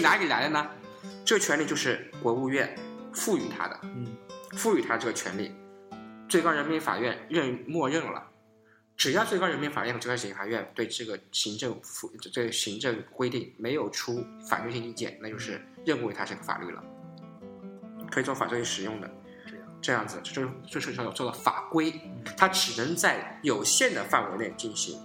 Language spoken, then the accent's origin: Chinese; Zhenjiang, Jiangsu, China; 我来自的郑家